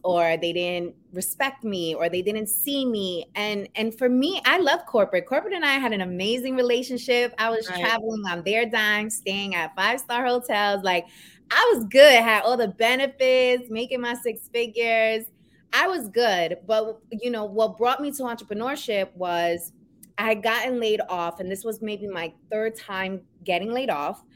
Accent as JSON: {"language": "English", "town": "New York City", "region": "New York", "country": "United States", "tie": "born or raised there", "accent": "New York", "moved": "as an adult", "lives_now": "New Jersey, United States", "said": "I am born and raised in New York, Queens. So I am a Queens girl. You might hear that New York accent come"}